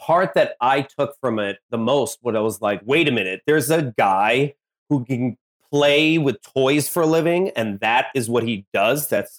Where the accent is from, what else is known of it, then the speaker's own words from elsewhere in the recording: Blue Island, Illinois, United States; I was born in Blue Island, Illinois.